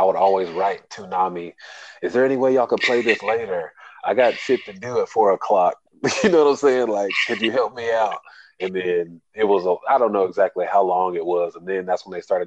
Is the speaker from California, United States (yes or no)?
no; Odessa, Texas, United States; because I'm from Texas. Odessa to be first, to be exact.